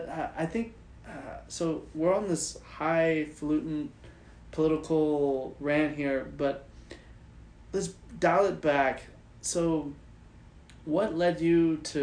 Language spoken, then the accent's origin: English; Texas, United States; now in California, United States; living here in California, I'm originally from Texas